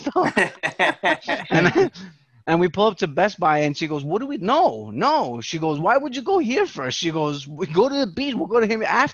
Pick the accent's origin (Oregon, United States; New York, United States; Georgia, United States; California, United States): New York, United States; as a New Yorker